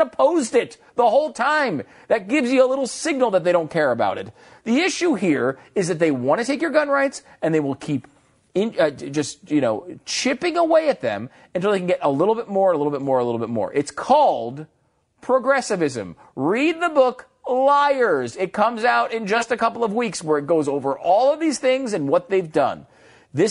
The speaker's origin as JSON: {"language": "English", "region": "Connecticut", "country": "United States", "tie": "born or raised there", "said": "I grew up in Connecticut"}